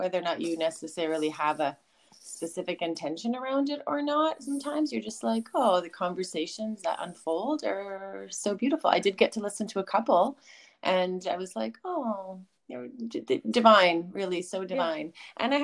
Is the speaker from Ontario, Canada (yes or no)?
no; Sunshine Coast, British Columbia, Canada; I grew up here on the Sunshine Coast, so I lived in West Seashell at the time.